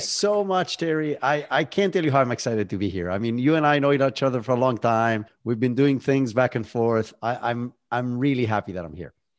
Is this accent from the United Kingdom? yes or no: no; Israel; moved away as an adult; now in United States; I was born and raised in Israel, that's where the accent is from